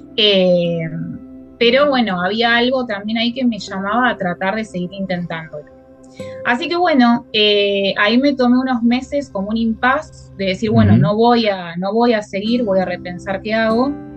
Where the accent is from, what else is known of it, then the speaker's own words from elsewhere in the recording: Puerto Madryn, Chubut, Argentina; moved away as an adult; also born or lived in Buenos Aires; Yo soy de Puerto Madryn, nací en Puerto Madryn, viene eh, al sur. Em, a los 18 años me fui a estudiar a Buenos